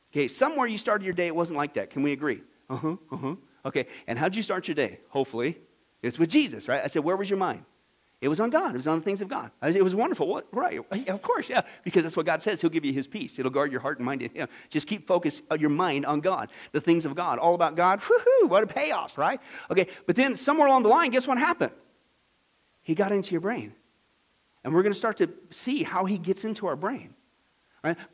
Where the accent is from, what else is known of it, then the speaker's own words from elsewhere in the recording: Midwest, United States; I grew up in the Midwest